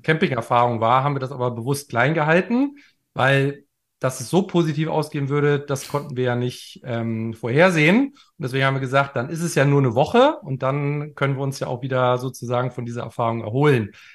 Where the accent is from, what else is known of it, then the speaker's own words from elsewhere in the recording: Germany; wir sind beide Deutsche